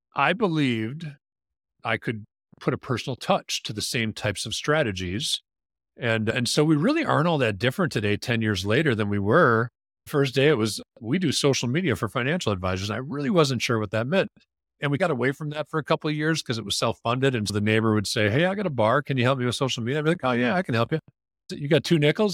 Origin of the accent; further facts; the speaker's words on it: Wisconsin, United States; moved away; I grew up in Wisconsin.